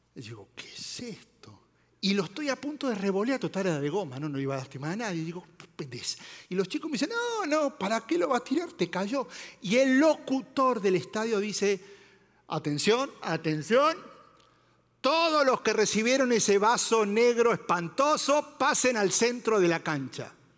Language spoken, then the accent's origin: Spanish; Argentina; moved away; soy argentino